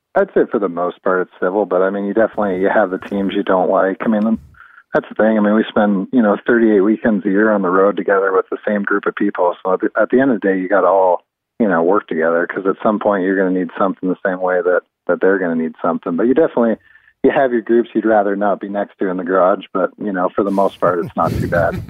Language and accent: English; London, Ontario, Canada; I'm from I'm actually from Ontario, from London originally